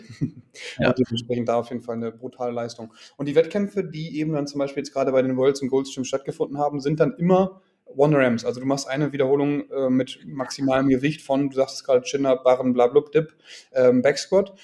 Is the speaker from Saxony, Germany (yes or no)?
no; a small town near Münster, North Rhine-Westphalia, Germany; moved away as an adult; also born or lived in Rostock; now in Hamburg, Germany; Ich bin mhm. geboren damals in NRW in Münster, im schönen mhm. Münster. Aufgewachsen in einer kleinen Stadt daneben